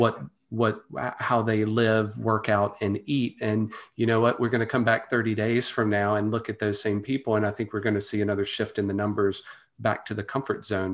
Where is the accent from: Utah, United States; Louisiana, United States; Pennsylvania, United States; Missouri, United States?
Louisiana, United States; Monroe; the University of Louisiana Monroe, which is my, my hometown college